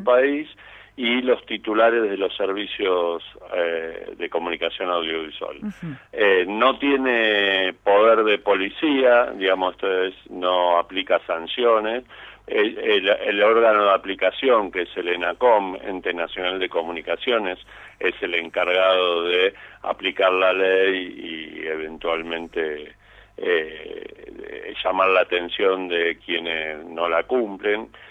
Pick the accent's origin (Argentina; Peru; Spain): Argentina; Buenos Aires; ni siquiera somos todos los porteños